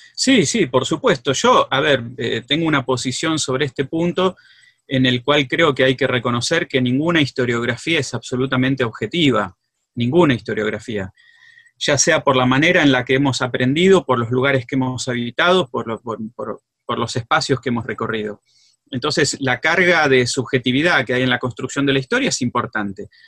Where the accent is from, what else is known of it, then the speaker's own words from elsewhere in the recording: Greater Buenos Aires, Argentina; also born or lived in Rosario; now in San Miguel, Argentina; yo soy del conurbano, del Gran Buenos Aires, soy de Villa en realidad, pero mm, vivo en San Miguel